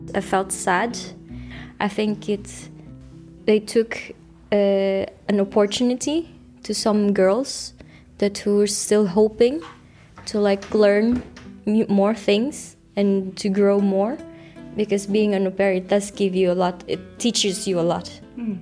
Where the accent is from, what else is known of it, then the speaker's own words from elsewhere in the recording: Philippines; Norwegian is a second language; moved away as an adult; now in Oslo, Norway; jeg er fra Filippinene